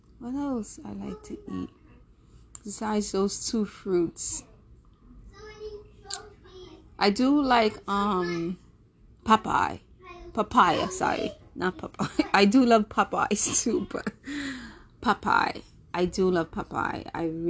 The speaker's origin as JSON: {"language": "English", "country": "Jamaica", "said": "I'm Jamaican, so you know the great Jamaican meals"}